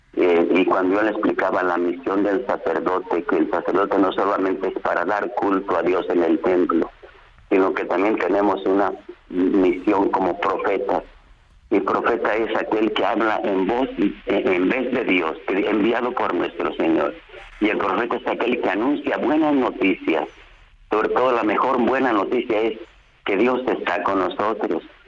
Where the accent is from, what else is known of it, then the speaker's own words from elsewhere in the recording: Mexico; mi país al que tanto amo